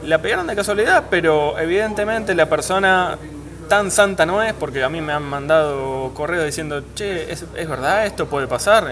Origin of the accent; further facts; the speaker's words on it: Argentina; nosotros como argentinos